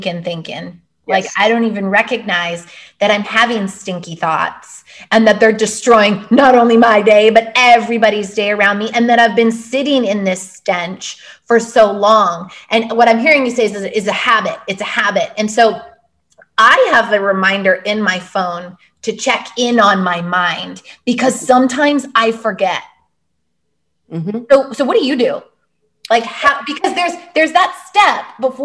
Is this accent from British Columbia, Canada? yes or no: yes; Vancouver, British Columbia, Canada; I am actually from West Coast, Vancouver, Canada